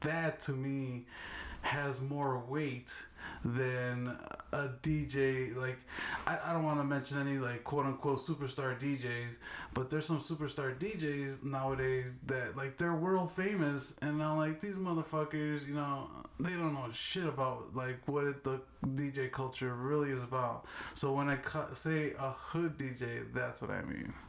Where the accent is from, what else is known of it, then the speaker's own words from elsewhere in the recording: Chicago, Illinois, United States; I grew up in Little Village, but on in K Town side